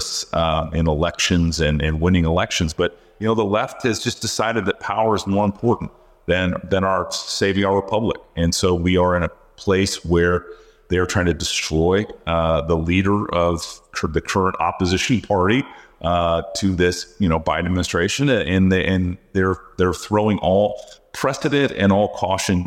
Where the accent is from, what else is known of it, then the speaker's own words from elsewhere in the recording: Iowa, United States; my home state of Iowa